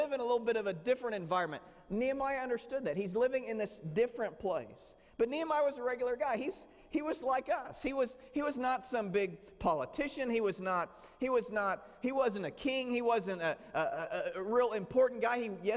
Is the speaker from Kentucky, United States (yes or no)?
no; Southern Illinois, United States; moved away; Where I grew up in Southern Illinois, we had a small church